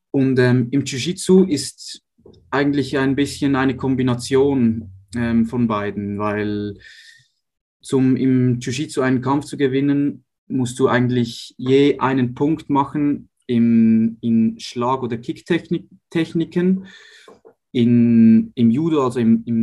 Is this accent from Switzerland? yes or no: yes; Uster, Zurich, Switzerland; Ich bin in Uster aufgewachsen, nahe von Zürich.